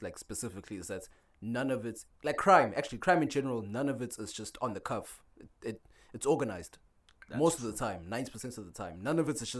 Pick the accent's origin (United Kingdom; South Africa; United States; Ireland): South Africa; as a South African